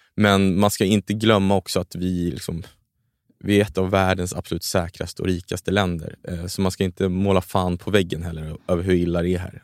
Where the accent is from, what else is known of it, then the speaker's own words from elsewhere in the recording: Sweden; sen är jag uppvuxen i Sverige, så jag känner mig mycket mer svensk